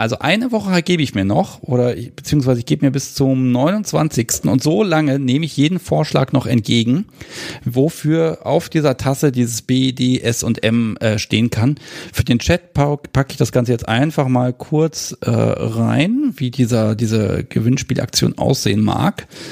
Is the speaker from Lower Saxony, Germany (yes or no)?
yes; Hanover, Lower Saxony, Germany; aus meiner Heimatstadt